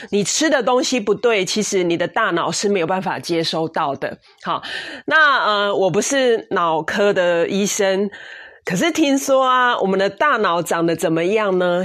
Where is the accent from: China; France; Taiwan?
Taiwan; 所以我们台湾人非常的幸福哦